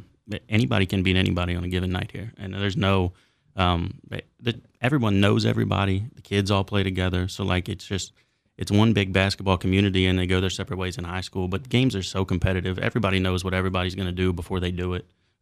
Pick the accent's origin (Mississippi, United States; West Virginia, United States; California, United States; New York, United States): West Virginia, United States; Hedgesville; Yeah, so I'm from here. I was raised in Hedgesville, moved to Martinsburg, but it's all the same area, really. Went to Hedgesville High School from 07 to 10